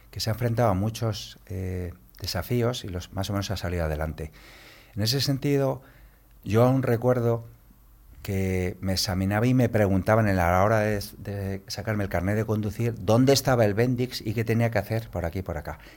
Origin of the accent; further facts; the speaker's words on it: Galicia, Spain; yo, soy gallego